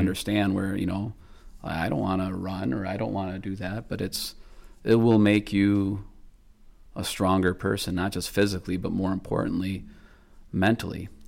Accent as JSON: {"language": "English", "region": "Michigan", "country": "United States", "tie": "born or raised there", "said": "my home state of Michigan"}